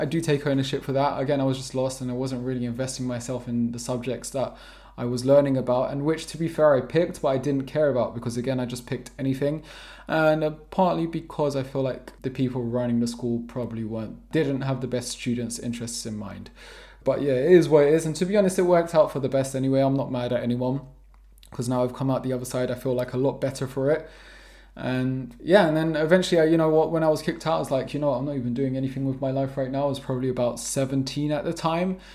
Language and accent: English; London, United Kingdom; first language English; moved away as an adult; also born or lived in Preston / Vermont; now in Portugal; I'm born and raised in London, South London to be precise.